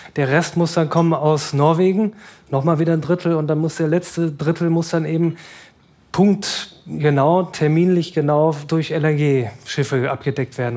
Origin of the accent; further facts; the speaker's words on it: Germany; als Europäer, vor allem als Deutsche